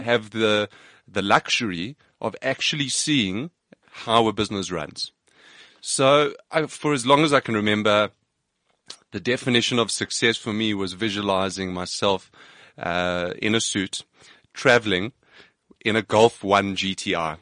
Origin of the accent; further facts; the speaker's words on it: Johannesburg, Gauteng, South Africa; I grew up in Johannesburg